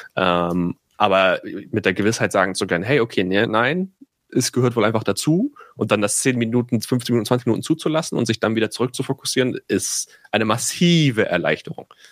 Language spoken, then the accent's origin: German; Itzehoe, Schleswig-Holstein, Germany; moved away; wo ich herkomme, aus Itzehoe